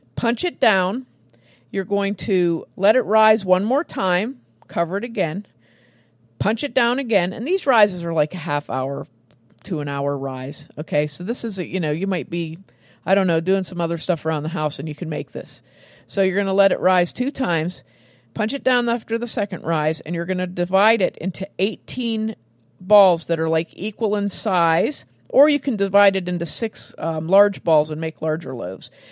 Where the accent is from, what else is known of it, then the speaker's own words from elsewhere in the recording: Western Pennsylvania, United States; my hometown here in Western Pennsylvania